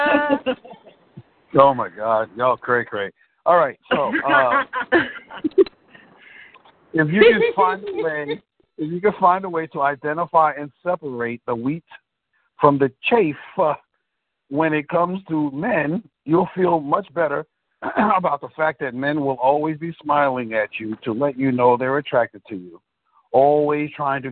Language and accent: English; New York City, New York, United States; I'm from the Bronx